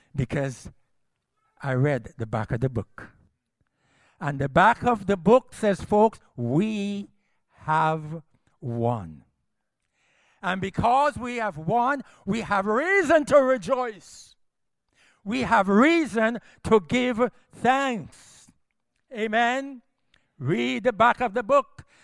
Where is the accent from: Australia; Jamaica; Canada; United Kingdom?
Jamaica; also born or lived in United States; I'm a Jamaican